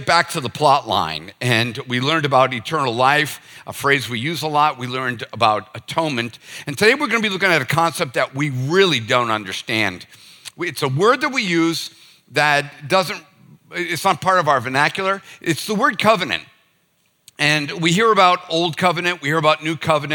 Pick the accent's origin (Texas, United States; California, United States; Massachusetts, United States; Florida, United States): Massachusetts, United States; Boston; now in Charleston, United States; I'm from Boston